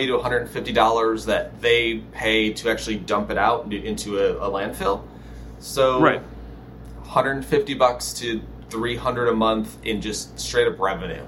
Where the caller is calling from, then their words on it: Los Angeles, California, United States; Los Angeles, California. It's 93 degrees today.